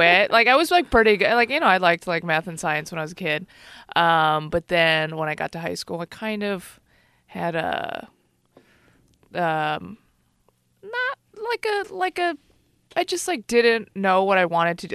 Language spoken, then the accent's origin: English; Chicago, Illinois, United States; now in San Francisco Bay Area, United States; I grew up in Chicago.